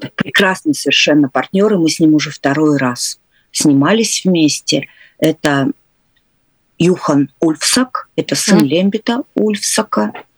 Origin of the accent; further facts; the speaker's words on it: Narva, Ida-Viru County, Estonia; also born or lived in Leningrad; Я выросла, я не, я не родилась в Нарве, я родилась, э, в Ленинграде, но я выросла в Нарве.